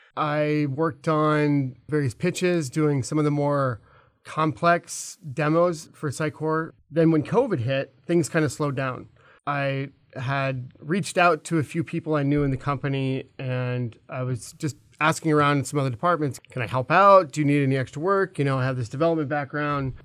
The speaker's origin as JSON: {"language": "English", "region": "California", "country": "United States", "tie": "born or raised there", "also_born_or_lived": "Alabama", "moved": "as an adult", "lives_now": "Minneapolis, United States", "said": "I was actually born in Alabama. I grew up in California. I moved to Minneapolis twenty ten"}